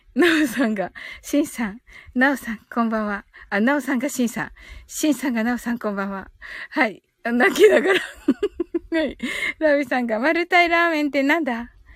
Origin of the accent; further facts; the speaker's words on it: Kyushu, Japan; moved away; これは九州人としてね。